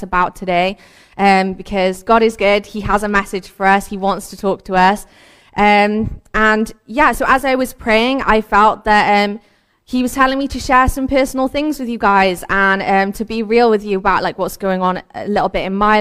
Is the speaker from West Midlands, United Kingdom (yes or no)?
no; Cardiff, Wales, United Kingdom; I also have lived in Cardiff pretty much my whole life. I've grown up here